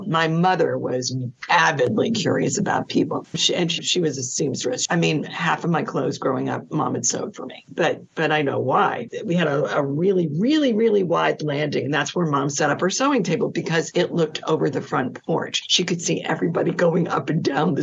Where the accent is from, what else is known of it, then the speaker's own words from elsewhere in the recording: New Hampshire, United States; I grew up in New Hampshire, kind of on the French-Canadian border